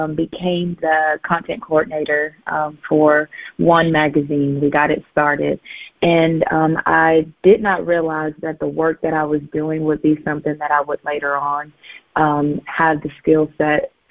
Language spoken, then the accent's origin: English; Southeast Missouri, United States; I'm from Missouri, from Southeast Missouri